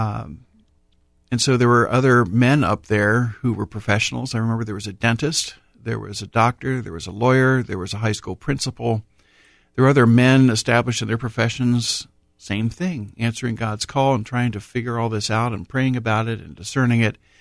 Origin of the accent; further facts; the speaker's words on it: Columbus, Ohio, United States; Born and raised in Columbus, baptized at Corpus Christi Parish in the south end of Columbus